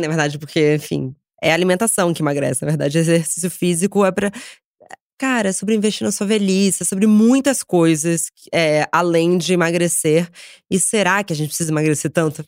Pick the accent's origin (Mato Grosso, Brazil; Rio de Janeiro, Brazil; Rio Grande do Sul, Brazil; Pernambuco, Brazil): Rio de Janeiro, Brazil; now in São Paulo, Brazil; eu cresci no Rio